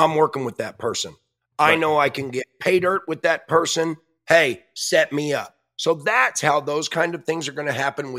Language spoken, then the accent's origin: English; Utah, United States; Utah's my home state